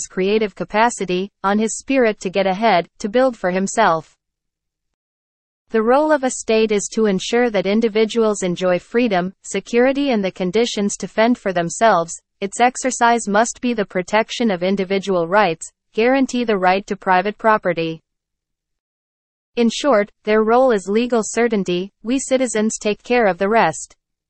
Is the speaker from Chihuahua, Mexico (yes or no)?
yes; Parral, Chihuahua, Mexico; I am from Parral, a specialist in international law, geostrategist, state leader of the citizen movement and deputy in the Chihuahua State Congress.